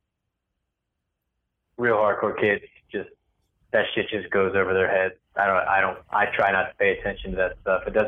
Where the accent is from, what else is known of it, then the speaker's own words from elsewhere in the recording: Colonial Heights, Virginia, United States; also born or lived in Roanoke, Virginia; now in Richmond, United States; I grew up in this place called Colonial Heights, which is like 20 minutes south of Richmond